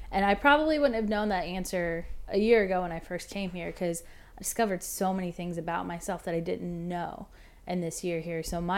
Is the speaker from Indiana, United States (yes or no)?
yes; Warsaw, Indiana, United States; now in Nashville, United States; I'm a songwriter here in Nashville, originally from a small town called Warsaw, Indiana.